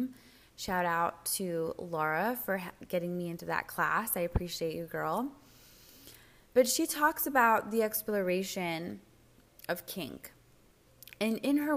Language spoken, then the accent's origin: English; United States; I'm an American